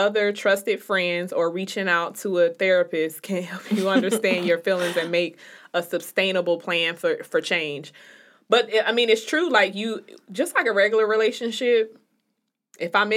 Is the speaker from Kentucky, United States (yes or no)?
no; Chicago, Illinois, United States; the people in Chicago. I went to high school with quite a few of them